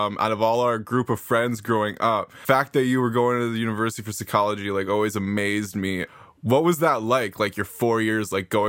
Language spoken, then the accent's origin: English; Nanaimo, British Columbia, Canada; I grew up in Nanaimo, BC, along with my longtime friend Jimmy here